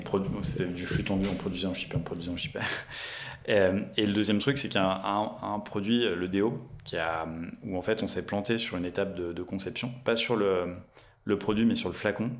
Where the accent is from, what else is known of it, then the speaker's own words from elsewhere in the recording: Lyon, Auvergne-Rhône-Alpes, France; je suis né à Lyon